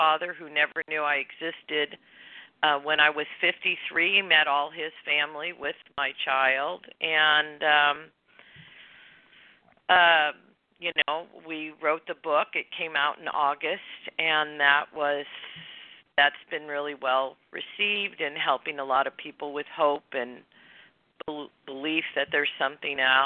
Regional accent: Illinois, United States; moved away as an adult; also born or lived in Ohio / Santa Barbara, California; now in California, United States; I was born in Ohio, grew up in Illinois. I moved to California to go to school

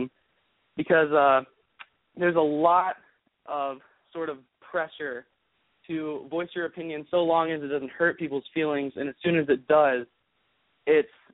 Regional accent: Birmingham, Alabama, United States; I'm a 16-year-old from Birmingham, Alabama.

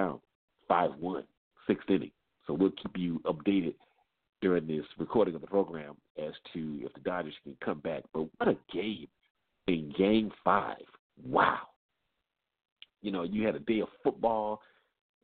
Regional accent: Atlanta, Georgia, United States; coming to you from my hometown, the capital city of Georgia, of Atlanta.

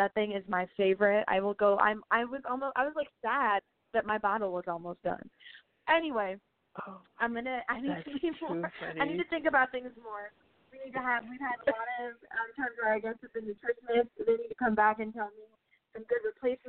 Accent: India; I'm Indian.

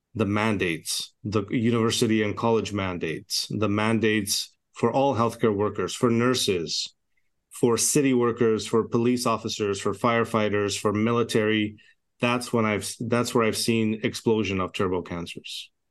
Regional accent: Canada; also born or lived in Edmonton, Alberta; I'm a Canadian physician

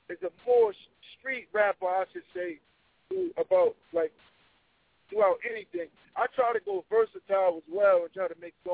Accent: New York City, New York, United States; I'm from Harlem.

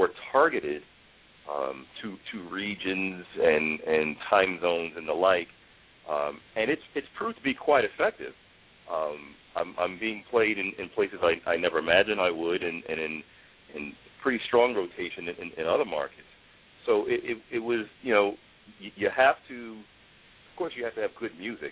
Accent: New York City, New York, United States; kid like me growing up in the Bronx

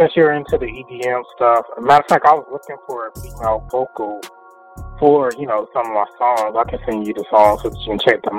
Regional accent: North Carolina, United States; I'm from North Carolina

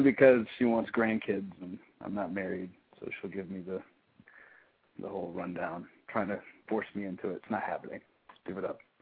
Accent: Texas, United States; moved away; I'm from Texas. We have that sort of work ethic, that mentality

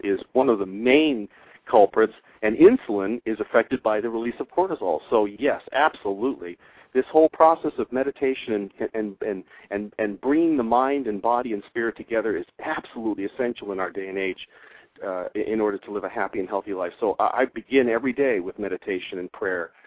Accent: Hawaii, United States; moved away as an adult; also born or lived in Syracuse, New York; I came from Hawaii where I had been, been born and raised

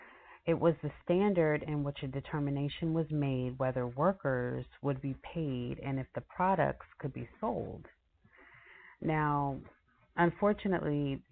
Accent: New York, United States; So I know for myself, growing up in New York, I remember going to public school and believing that all that mattered was that I passed the class.

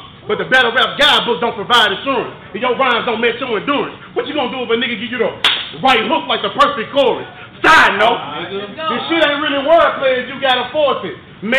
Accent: Memphis, Tennessee, United States; Cause you know I'm from Memphis.

